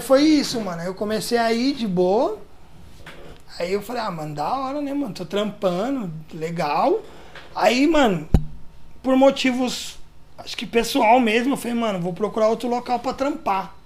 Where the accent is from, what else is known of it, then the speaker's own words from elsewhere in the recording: São Paulo, Brazil; also born or lived in Guarulhos; eu nasci em Guarulhos, tipo, com um ano de idade eu mudei de Guarulhos. Fui morar no Jardim Peri, que é onde eu tô uhum. até hoje. Então tenho 34 anos de Jardim Peri